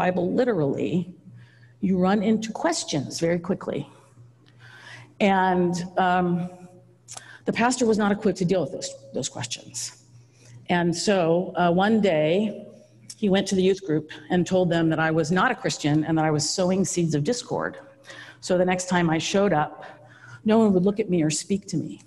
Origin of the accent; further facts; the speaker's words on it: Napa, California, United States; I grew up here in Browns Valley.